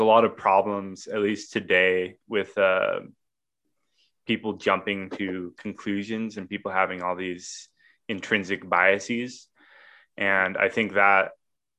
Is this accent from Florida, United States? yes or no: no; Coeur d'Alene, Idaho, United States; I lived in Coeur d'Alene my whole life, which is a pretty small town